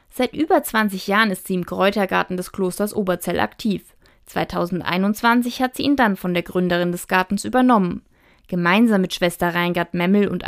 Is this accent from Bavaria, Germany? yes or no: yes; Würzburg, Bavaria, Germany; Ich komme aus Würzburg und es ist so nah.